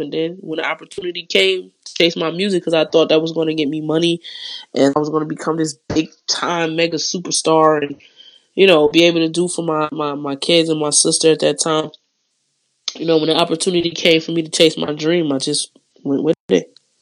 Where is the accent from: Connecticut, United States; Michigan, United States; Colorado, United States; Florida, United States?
Michigan, United States; Detroit; I'm from Detroit